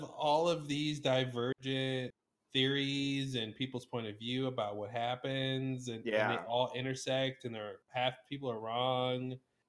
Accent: Iraq; I'm from Iraq. You can tell from my accent.

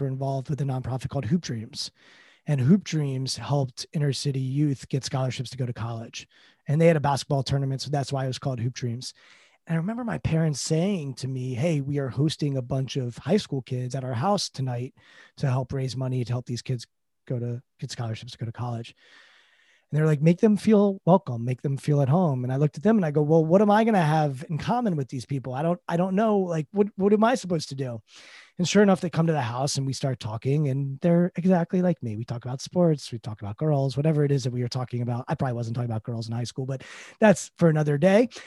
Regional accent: Potomac, Maryland, United States; I grew up in Potomac, Maryland, an affluent suburb of Washington, D C

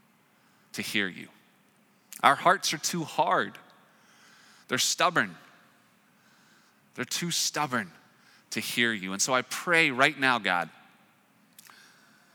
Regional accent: Raleigh, North Carolina, United States; moved away; I'm from Raleigh, North Carolina

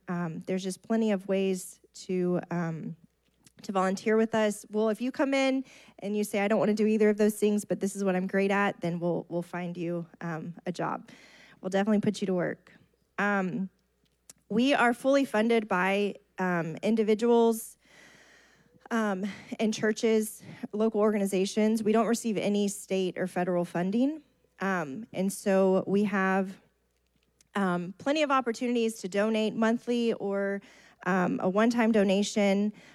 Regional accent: Bay City, Texas, United States; I grew up in Bay City.

